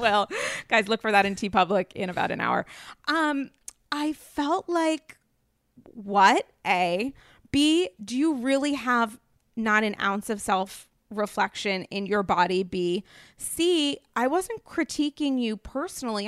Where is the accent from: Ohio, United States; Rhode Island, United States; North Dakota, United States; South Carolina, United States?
Rhode Island, United States; New England; now in New York City, United States; I'm from New England. I have Rhode Island manners.